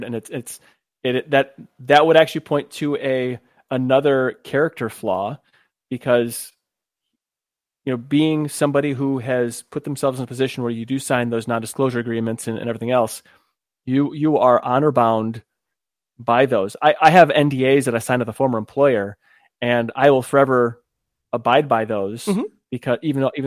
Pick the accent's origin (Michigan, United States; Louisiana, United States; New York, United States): Michigan, United States; I'm from another cold state called Michigan